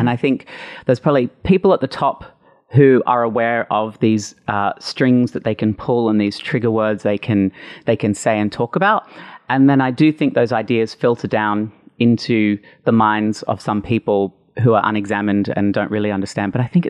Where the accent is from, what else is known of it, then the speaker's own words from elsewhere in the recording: Brisbane, Queensland, Australia; moved away as an adult; now in Sydney, Australia; So the year 2000, I moved to Sydney from Brisbane